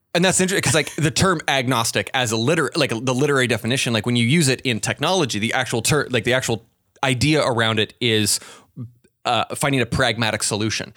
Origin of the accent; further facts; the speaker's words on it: Pacific Northwest, United States; I'm from the Pacific Northwest